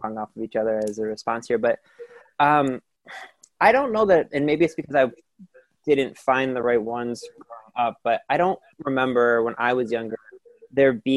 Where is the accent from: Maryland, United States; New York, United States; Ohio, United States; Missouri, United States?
Ohio, United States; Cleveland; I'm from Cleveland